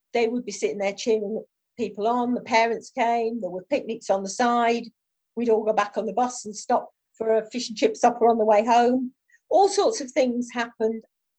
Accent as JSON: {"language": "English", "town": "Ulverston", "region": "North West England", "country": "United Kingdom", "tie": "born or raised there", "moved": "yes", "lives_now": "London, United Kingdom", "said": "I mean, I moved down from Ulverston, Barry and Furness. If I'd lived up there, I would not have been involved in athletics."}